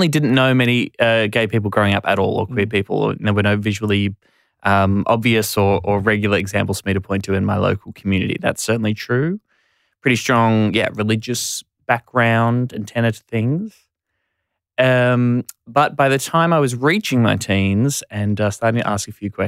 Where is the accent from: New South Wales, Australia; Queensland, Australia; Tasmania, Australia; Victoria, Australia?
Victoria, Australia; Warrnambool; also born or lived in Ballarat; I grew up in Warrnambool in country Victoria